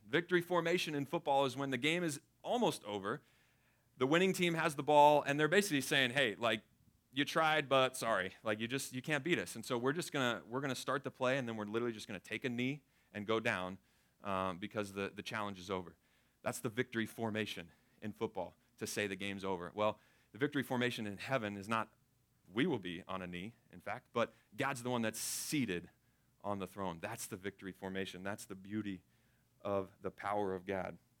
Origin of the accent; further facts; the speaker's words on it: Tampa, Florida, United States; I grew up in Florida, grew up in Tampa Bay, the lightning capital of the world